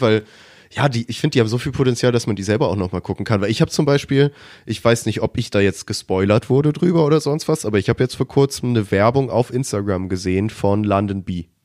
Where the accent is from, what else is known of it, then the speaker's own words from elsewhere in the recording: Germany; als Deutscher